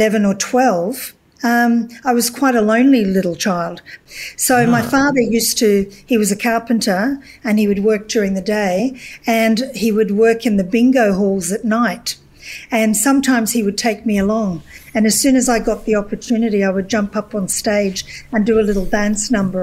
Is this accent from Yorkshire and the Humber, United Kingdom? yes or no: no; Glasgow, Scotland, United Kingdom; moved away; Well, I come from Scotland originally, and I come from an industrial city in Scotland, Glasgow.